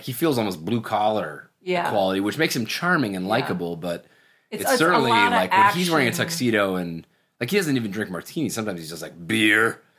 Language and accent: English; Toronto, Ontario, Canada; Toronto, Canada.